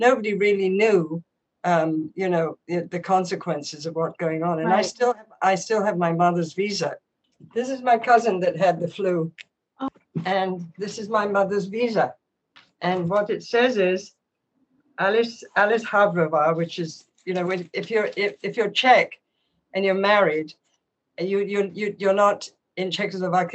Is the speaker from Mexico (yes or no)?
no; England, United Kingdom; moved away; I was born in 1944, And I grew up in England